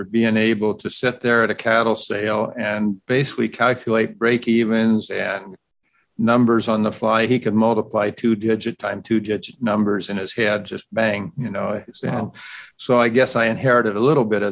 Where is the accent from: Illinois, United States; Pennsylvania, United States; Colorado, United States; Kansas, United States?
Kansas, United States; northeastern; also born or lived in Oklahoma; now in Davis, United States; I'm from a small farm or maybe a large farm in that area, small farm on California standards, from northeastern Kansas, and grew up